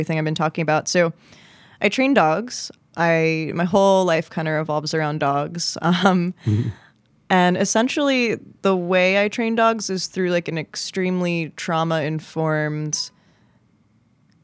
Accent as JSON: {"language": "English", "region": "New Jersey", "country": "United States", "also_born_or_lived": "West Philadelphia", "moved": "yes", "lives_now": "Philadelphia, United States", "said": "I'm from New Jersey"}